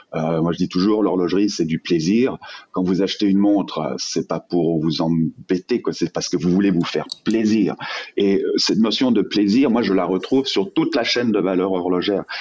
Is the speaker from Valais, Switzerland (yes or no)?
no; Geneva, Switzerland; also born or lived in Vallée de Joux; je suis suisse, je suis né à, Genève.